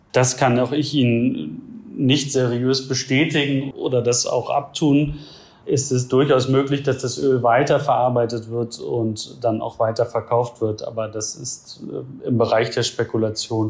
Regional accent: Germany; now in India

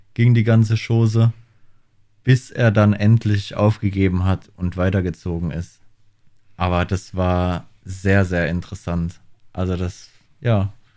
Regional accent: Germany; now in Australia; bei uns in Deutschland

